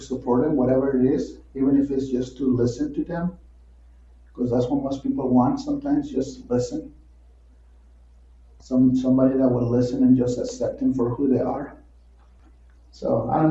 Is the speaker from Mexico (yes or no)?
yes; Mexico; also born or lived in Midwest, United States; now in United States; I was actually born and raised in Mexico